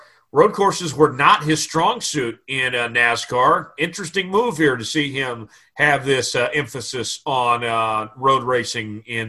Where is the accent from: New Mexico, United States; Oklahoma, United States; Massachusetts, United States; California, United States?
Oklahoma, United States; Tulsa; Tulsa, my hometown, where I'm actually at right now.